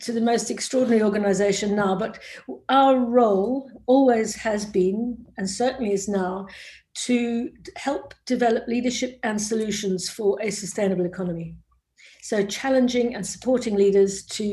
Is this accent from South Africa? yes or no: yes; South Africa; born or raised there; moved away; also born or lived in Cambridge